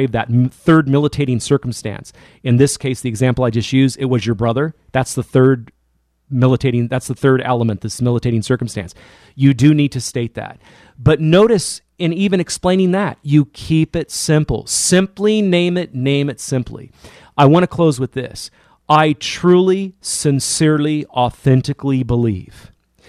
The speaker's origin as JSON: {"language": "English", "region": "California", "country": "United States", "tie": "born or raised there", "said": "my home state of California"}